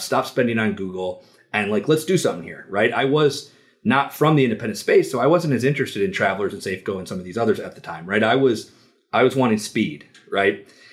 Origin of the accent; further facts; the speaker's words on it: Detroit, Michigan, United States; I'm from Detroit